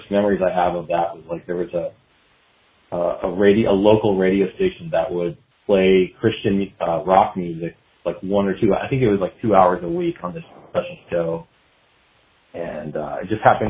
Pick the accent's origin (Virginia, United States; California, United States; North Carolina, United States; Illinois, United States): California, United States; San Jose; I grew up in the Bay Area in San Jose, California